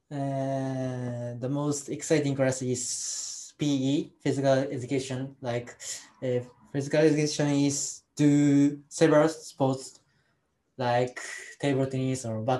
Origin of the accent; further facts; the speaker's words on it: Osaka, Japan; English is a second language; moved away as an adult; now in Kashihara, Japan; I'm from Osaka, but now I live in Kasihara.